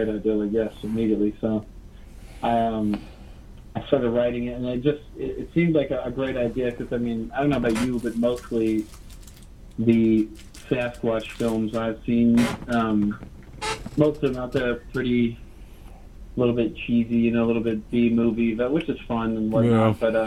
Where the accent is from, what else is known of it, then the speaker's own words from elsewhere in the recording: Beaumont, Texas, United States; also born or lived in Orange, Texas; I grew up in Southeast Texas, from Orange and Beaumont, and right on the edge of Louisiana